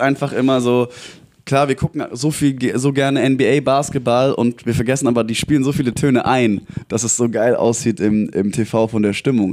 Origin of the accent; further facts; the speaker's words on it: near Aalen, Baden-Württemberg, Germany; moved away as an adult; also born or lived in Berlin / Jena; now in Frankfurt, Germany; dann in die Kleinstadt Richtung Aalen gezogen mit meiner Mama. Äh, dort aufgewachsen